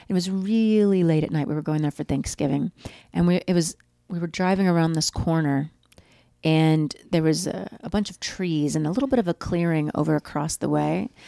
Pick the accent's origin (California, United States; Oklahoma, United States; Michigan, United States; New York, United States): Oklahoma, United States; I grew up in Oklahoma